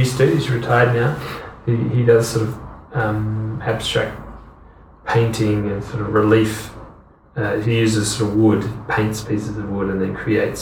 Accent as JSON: {"language": "English", "town": "Hobart", "region": "Tasmania", "country": "Australia", "tie": "born or raised there", "also_born_or_lived": "France / United Kingdom", "first_language": "English", "moved": "as an adult", "said": "I'm from Hobart, Tasmania"}